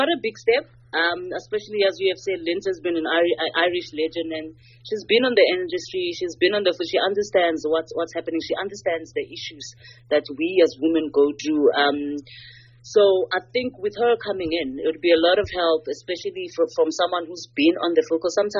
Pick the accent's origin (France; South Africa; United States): South Africa; we as South African women